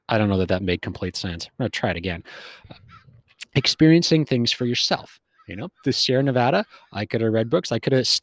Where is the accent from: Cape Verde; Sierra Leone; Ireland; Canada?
Canada; West Coast, Western Canada; moved away as an adult; also born or lived in Wyoming, United States; I grew up on the West Coast, spent a lot of time up and down the West Coast, Canada and America